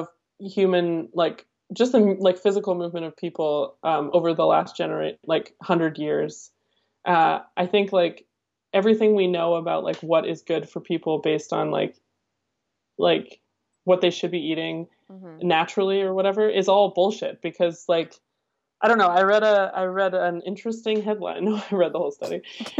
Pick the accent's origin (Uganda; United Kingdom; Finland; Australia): United Kingdom; England; I'm British too.